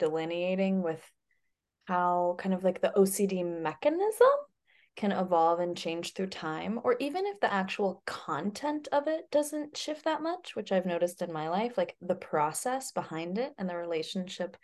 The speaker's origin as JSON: {"language": "English", "town": "Glen Ellen", "region": "California", "country": "United States", "tie": "born or raised there", "moved": "as an adult", "lives_now": "Boulder, United States", "said": "I am calling in right now from Glen Ellyn, California, which is in Sonoma County, which is in the North Bay Area, which is also my hometown."}